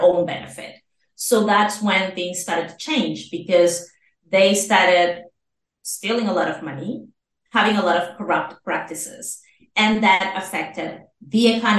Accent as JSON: {"language": "English", "town": "Caracas", "region": "Capital District", "country": "Venezuela", "tie": "born or raised there", "also_born_or_lived": "Argentina", "moved": "as an adult", "lives_now": "Spain", "said": "I was born in Caracas, Venezuela. I was born there in 1981."}